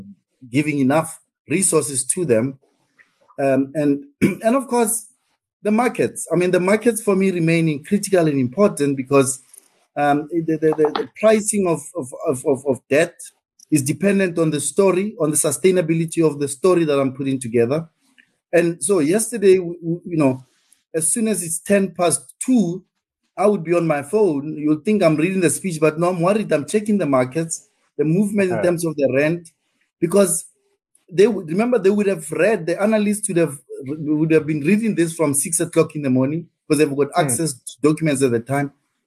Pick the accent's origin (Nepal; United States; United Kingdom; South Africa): South Africa; what's in there for me as a South African, ordinary South African